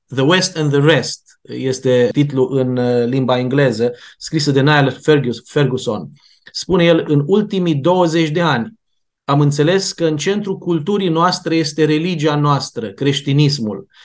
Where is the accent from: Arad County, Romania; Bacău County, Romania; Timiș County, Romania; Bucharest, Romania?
Timiș County, Romania; Timișoara; Noi cei care vorbim acum aici suntem din Timișoara